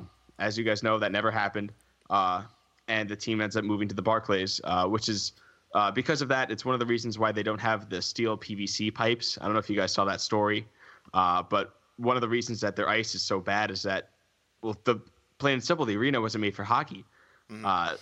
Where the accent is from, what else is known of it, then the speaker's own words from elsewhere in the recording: Suffolk County, Long Island, New York, United States; I'm from the Suffolk County on Long Island, so going to games was a half an hour drive in my car.